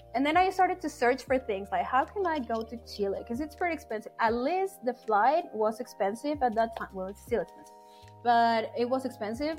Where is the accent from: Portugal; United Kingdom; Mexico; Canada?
Mexico; Mexico City; moved away; I'm from Mexico City.